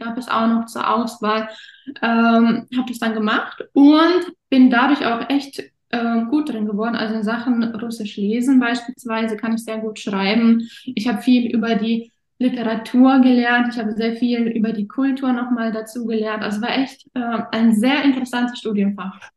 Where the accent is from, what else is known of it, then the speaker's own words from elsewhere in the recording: Offenburg, Baden-Württemberg, Germany; moved away as an adult; also born or lived in Kazakhstan / Erfurt; nicht da, wo ich aktuell wohne, also nicht meine Heimatstadt Offenburg